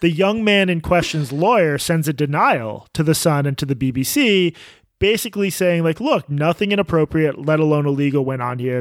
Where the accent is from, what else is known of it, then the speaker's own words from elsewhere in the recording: United States; as an American journalist